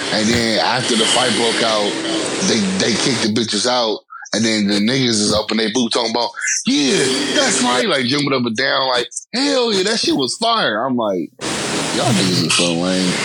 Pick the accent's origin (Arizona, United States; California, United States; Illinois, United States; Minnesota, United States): California, United States; the Bay Area; I'm from the Bay. She's like, oh my God, I'm for the day. was like, I'm from Fremont.